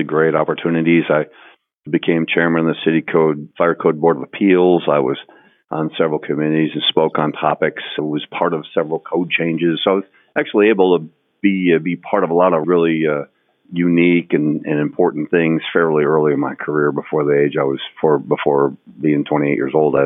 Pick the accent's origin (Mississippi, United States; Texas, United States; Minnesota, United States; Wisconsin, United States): Wisconsin, United States; moved away as an adult; now in Houston, United States; literally out in the country in Wisconsin